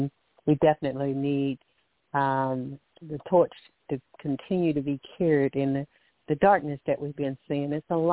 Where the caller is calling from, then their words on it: Alabama, United States; I'm calling from Alabama